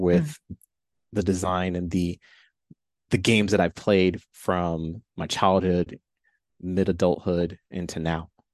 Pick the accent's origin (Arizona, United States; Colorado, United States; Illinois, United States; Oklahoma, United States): Illinois, United States; Chicago; I was born and raised in Chicago